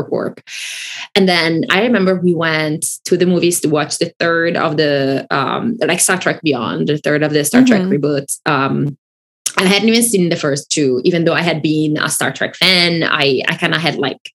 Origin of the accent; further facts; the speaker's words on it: Italy; English is a second language; moved away; I grew up in Italy and I didn't grow up speaking English. Like, I learned English when I was in my teens.